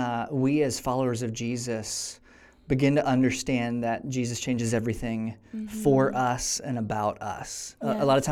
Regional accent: Tennessee, United States; moved away as an adult; now in California, United States; We're originally from Tennessee, and so California is not home, but it has become home.

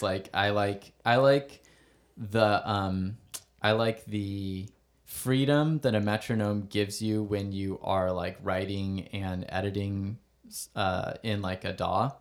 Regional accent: Stockton, California, United States; also born or lived in Valley Springs; I was born here and my parents are from here and we moved back

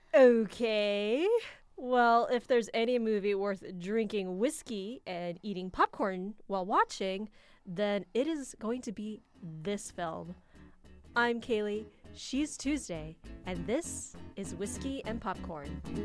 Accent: United States; accent: American; I have an American accent 'cause I'm an American

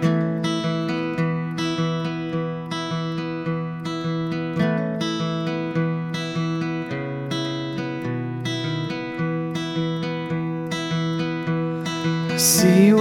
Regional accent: Santa Cruz, California, United States; growing up in Santa Cruz near the redwoods

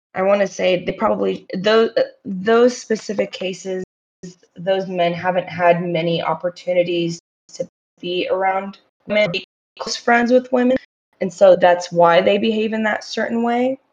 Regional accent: Morocco; I'm from Morocco

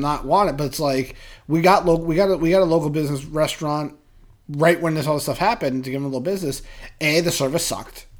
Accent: Massachusetts, United States; I grew up in Massachusetts

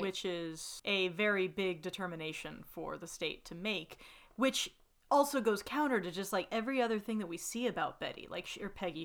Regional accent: the South, United States; growing up in the South

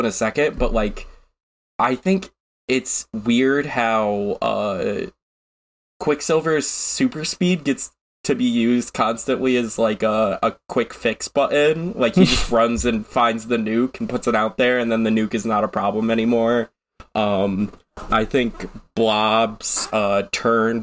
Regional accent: United States; I'm American

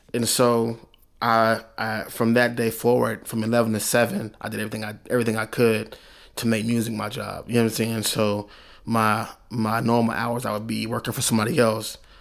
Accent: Oklahoma City, Oklahoma, United States; I'm from Oklahoma City

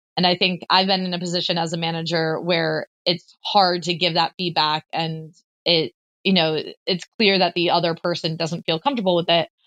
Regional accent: United States; me as an American

